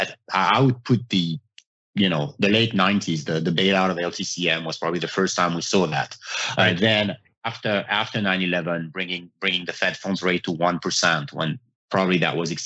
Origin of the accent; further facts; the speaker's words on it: France; moved away; I'm from France. I mean, growing up in Europe